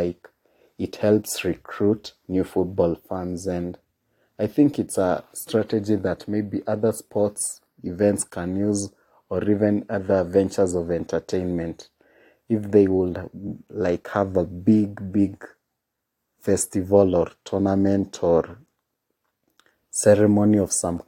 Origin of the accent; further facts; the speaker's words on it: Kenya; And being a Kenyan boy, at the time we didn't get to see a lot of La Liga